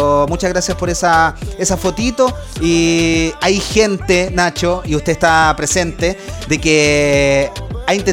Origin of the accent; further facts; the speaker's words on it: Puente Alto, Santiago Metropolitan Region, Chile; Soy de Puente